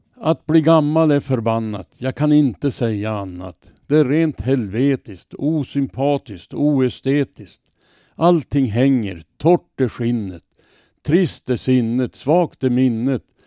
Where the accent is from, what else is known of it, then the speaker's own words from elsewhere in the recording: Robertsfors, Västerbotten County, Sweden; now in Örnsköldsvik, Sweden; jag kommer ifrån Robertsfors. Där fanns det i min barndom gott om bomänner